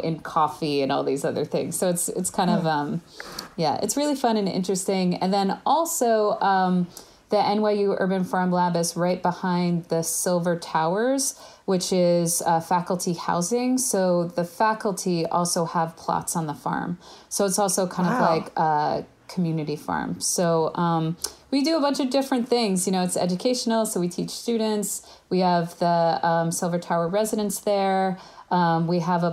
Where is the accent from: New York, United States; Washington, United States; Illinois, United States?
New York, United States; also born or lived in Berkeley, California; I'm from New York